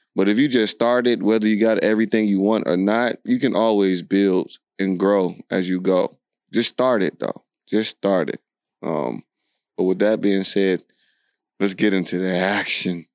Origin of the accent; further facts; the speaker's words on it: Alexandria, Virginia, United States; I'm from Alexandria, Virginia